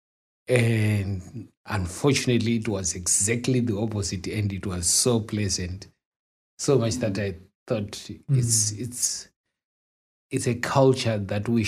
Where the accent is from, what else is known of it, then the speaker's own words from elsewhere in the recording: Zimbabwe; moved away as an adult; now in New Zealand; I come from Zimbabwe.